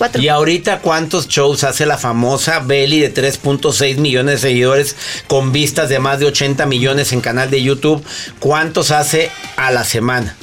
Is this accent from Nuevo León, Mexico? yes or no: yes; Monterrey, Nuevo León, Mexico; de donde somos, de Monterrey